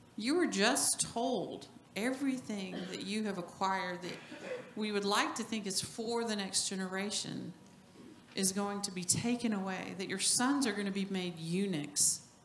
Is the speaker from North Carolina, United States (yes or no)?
no; New Mexico, United States; moved away; also born or lived in Norway; I was born in New Mexico